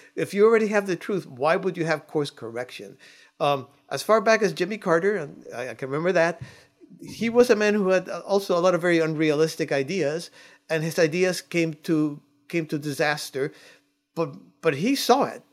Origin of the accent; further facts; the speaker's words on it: Cuba; now in United States; I'm an immigrant. I came from Cuba.